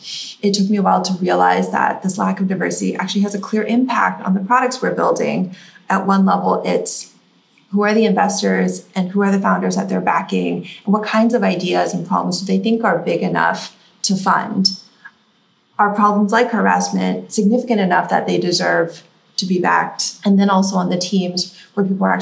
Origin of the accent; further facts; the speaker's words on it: Silicon Valley, California, United States; I grew up in Silicon Valley